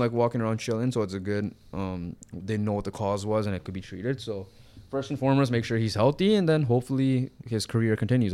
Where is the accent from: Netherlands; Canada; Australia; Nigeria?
Canada; we're Canadian